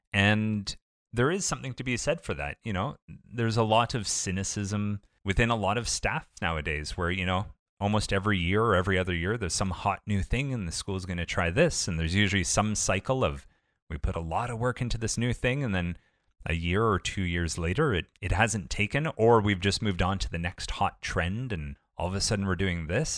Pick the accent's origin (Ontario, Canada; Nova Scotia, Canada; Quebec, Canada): Ontario, Canada